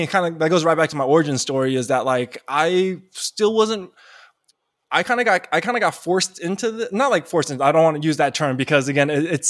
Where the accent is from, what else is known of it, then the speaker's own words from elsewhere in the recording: Taiwan; I'm from Taiwan. So okay. I'm Chinese, you know, nationally from Taiwan.